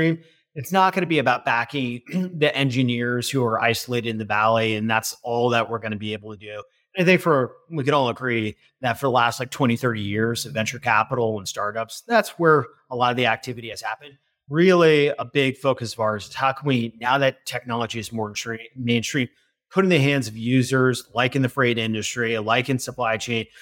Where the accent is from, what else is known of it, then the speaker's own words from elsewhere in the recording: Northern New Jersey, United States; also born or lived in Chicago; now in New York City, United States; I grew up in Northern Jersey